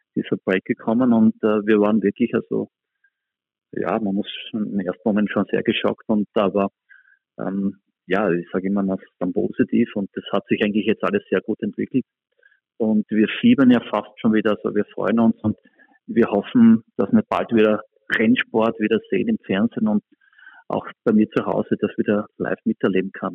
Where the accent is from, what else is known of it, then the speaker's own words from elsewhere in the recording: Spielberg, Styria, Austria; wo ich einfach selber ja, groß geworden bin und dort aufgewachsen bin